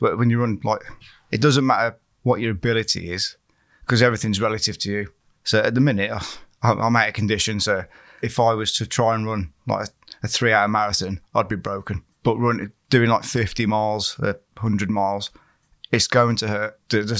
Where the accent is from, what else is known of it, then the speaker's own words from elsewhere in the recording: West Midlands, United Kingdom; originally, I'm from Staffordshire, not Shropshire, so I didn't know what was around here.